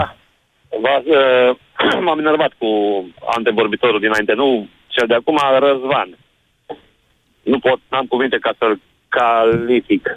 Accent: Timișoara, Timiș County, Romania; sunt din Timișoara

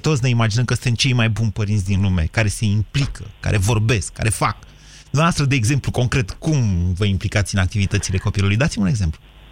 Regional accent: Drobeta-Turnu Severin, Mehedinți County, Romania; eu sunt de la Severin Severin

